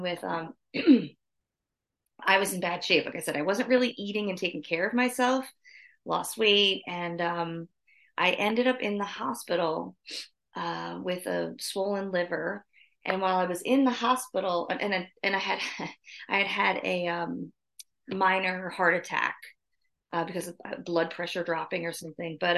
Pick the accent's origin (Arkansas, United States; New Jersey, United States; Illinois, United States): New Jersey, United States; moved away as an adult; also born or lived in South Carolina; I grew up in New Jersey.